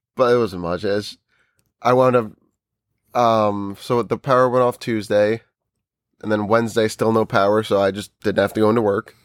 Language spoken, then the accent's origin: English; New Jersey, United States; we're from New Jersey